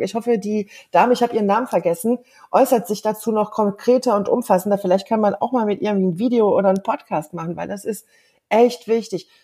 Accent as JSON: {"language": "German", "country": "Germany", "first_language": "German", "moved": "yes", "said": "in Deutschland, in meiner Heimat"}